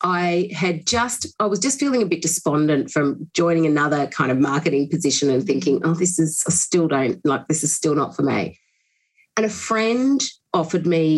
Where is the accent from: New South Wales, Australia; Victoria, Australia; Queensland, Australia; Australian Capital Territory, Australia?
New South Wales, Australia; Bathurst; also born or lived in Sydney / London; after growing up in Bathurst and I went to university there, I moved down to Sydney